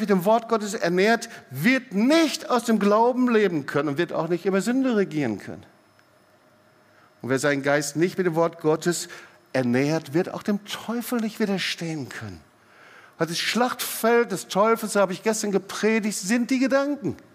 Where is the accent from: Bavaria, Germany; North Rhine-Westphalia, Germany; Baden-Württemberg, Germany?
Baden-Württemberg, Germany; Hey, ich bin Schwabe, ich bin richtig.